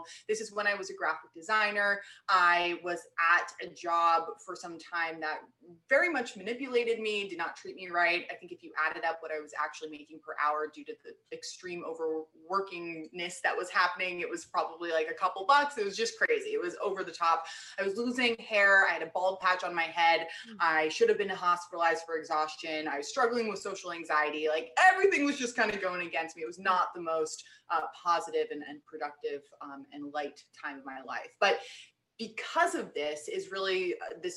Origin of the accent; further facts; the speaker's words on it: New York City, New York, United States; moved away as an adult; also born or lived in Los Angeles / Boston; now in Austin, United States; I grew up in New York City, grew up in Manhattan